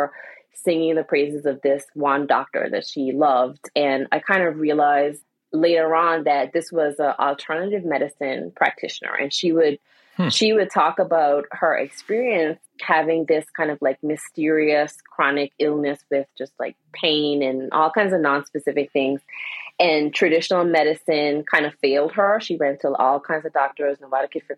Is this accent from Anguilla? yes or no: yes; Anguilla; also born or lived in Washington DC area / Philadelphia; now in Wilmington, United States; I was born and raised in Anguilla